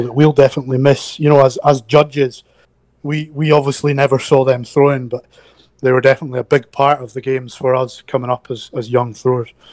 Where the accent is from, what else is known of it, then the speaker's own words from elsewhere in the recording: Scotland, United Kingdom; Scottish throwers in a Scottish sport